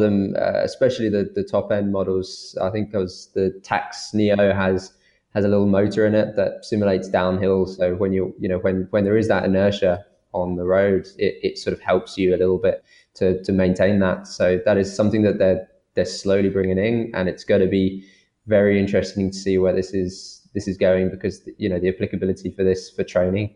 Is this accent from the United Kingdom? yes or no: yes; United Kingdom; accent: British; I'm from Britain. I've got a British accent, but I'm of Irish nationality.